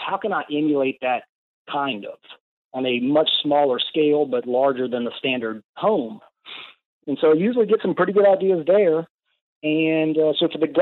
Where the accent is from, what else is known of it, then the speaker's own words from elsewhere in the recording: Louisiana, United States; we're from Louisiana